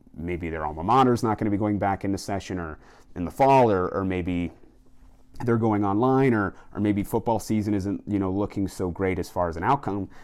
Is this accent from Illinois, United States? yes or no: no; Colorado, United States; Colorado, where my home state is